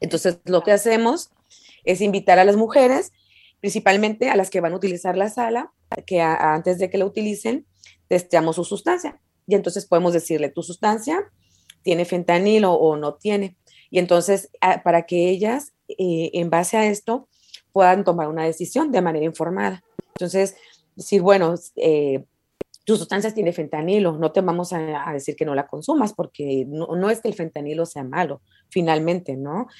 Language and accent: Spanish; San Luis Río Colorado, Sonora, Mexico; moved away as an adult; now in Mexicali, Mexico; soy originaria de San Luis Río, Colorado, Sonora. Es una ciudad vecina de aquí de Mexicali.